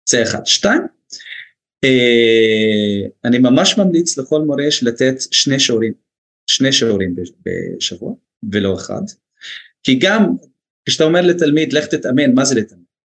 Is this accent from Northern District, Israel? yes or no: yes; Northern District, Israel; also born or lived in United States; גם אני מהצפון